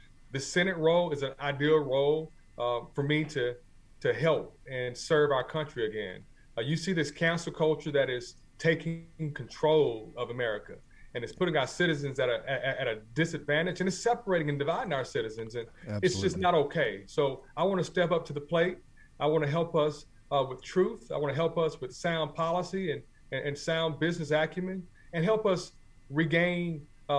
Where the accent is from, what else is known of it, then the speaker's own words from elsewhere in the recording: Macon, Georgia, United States; I was born in Macon, Georgia. I'm a Georgia born and bred native of Georgia